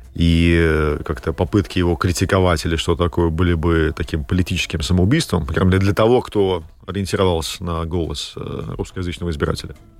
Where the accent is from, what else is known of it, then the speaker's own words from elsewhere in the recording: Latvia; я родился в Латвии, а, то есть я воспитывался, как говорили, в школе